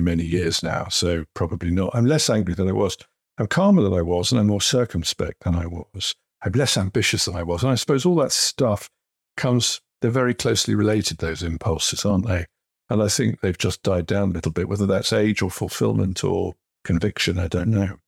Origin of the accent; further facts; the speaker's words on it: Kettering, East Midlands, United Kingdom; I grew up in Kettering in the 1960s and 70s